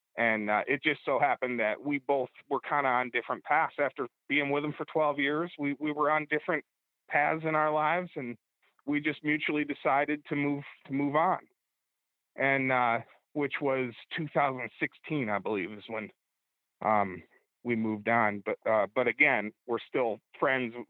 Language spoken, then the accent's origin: English; Bradford, Pennsylvania, United States; I went to college in my hometown of Bradford, PA